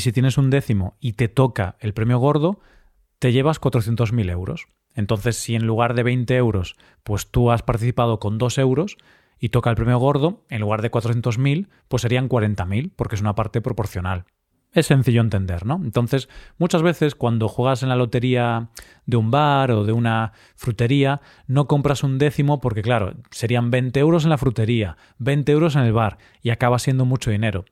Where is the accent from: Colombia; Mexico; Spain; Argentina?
Spain; Vigo, Galicia; Vigo, mi ciudad natal